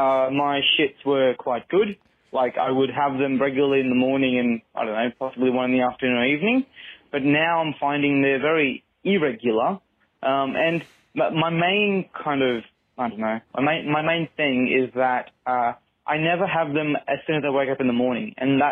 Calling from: Brisbane, Queensland, Australia; I'm calling from Brisbane, Australia.

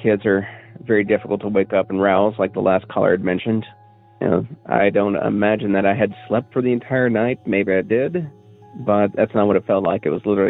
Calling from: Cookeville, Tennessee, United States; I'm calling from Cookeville, Tennessee

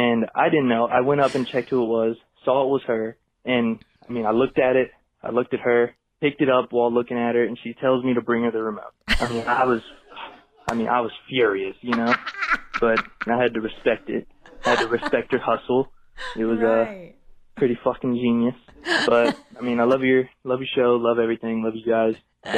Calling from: Cincinnati, Ohio, United States; I'm calling from Cincinnati, Ohio.

